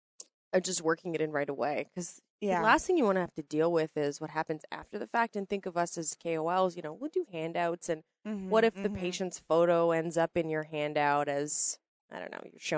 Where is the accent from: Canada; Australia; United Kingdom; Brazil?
Canada; maybe I'm Canadian